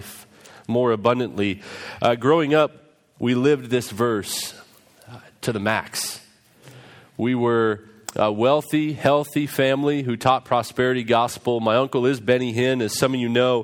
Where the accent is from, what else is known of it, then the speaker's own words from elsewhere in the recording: Vancouver, British Columbia, Canada; also born or lived in Orlando, Florida; Growing up as a hen, for me involved living up in Vancouver, British Columbia